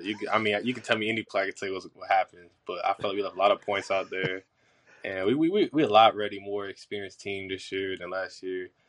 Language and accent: English; Florida, United States; moved away as an adult; now in Jackson, United States; I'm from Florida